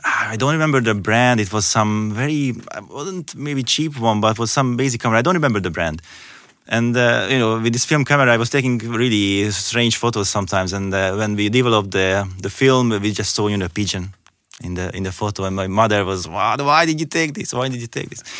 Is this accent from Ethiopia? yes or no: no; Hungary; moved away as an adult; also born or lived in Ireland / Austria; now in Germany; I'm originally from Hungary